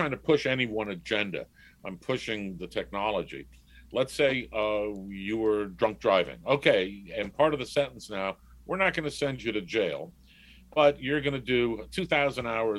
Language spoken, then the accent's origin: English; New York City, New York, United States; growing up in New York gives you the opportunity also, you get the, well, you could go around the city on your own at 10 years old